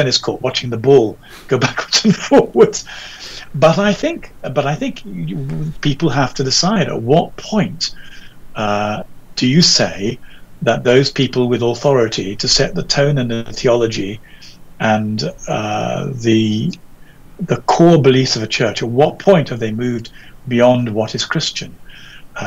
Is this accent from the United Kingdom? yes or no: yes; England, United Kingdom; being an Englishman and our English society